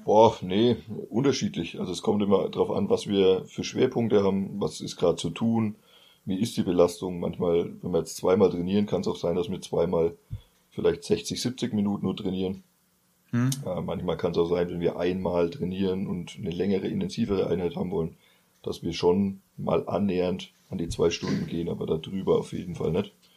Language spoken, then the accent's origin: German; Bamberg district, Bavaria, Germany; Landkreis Bamberg, weil es ja so die Heimat damals dann war